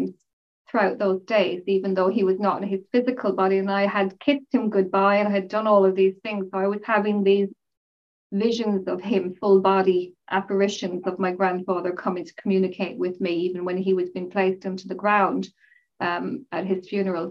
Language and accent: English; Mayo, Connacht, Ireland; also born or lived in Rochdale, North West England; I was born in Rochdale in Manchester and my family moved to Mayo when I was about 4 to 5 years of age